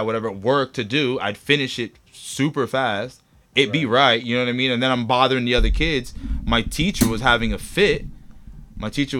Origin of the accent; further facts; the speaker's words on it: Florida, United States; moved away; also born or lived in Washington; I grew up in Florida, because I grew up in the hood.